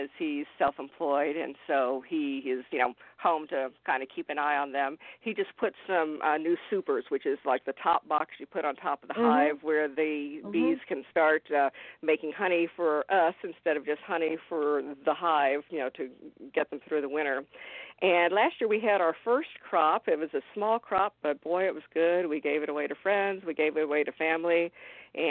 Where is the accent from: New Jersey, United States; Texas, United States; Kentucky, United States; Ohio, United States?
Texas, United States; moved away as an adult; now in South Florida, United States; I will always be a native Texan